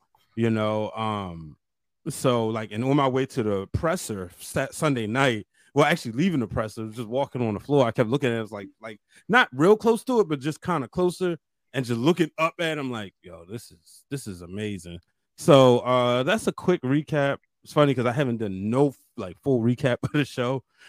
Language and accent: English; California, United States; California, I guess.